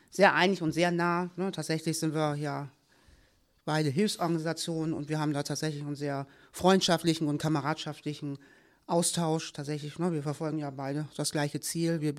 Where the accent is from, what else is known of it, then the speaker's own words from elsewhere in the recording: Kiel, Schleswig-Holstein, Germany; born there; tatsächlich bin ich in Kiel geboren. Ja, war da lange, lange Zeit auch sehr glücklich beheimatet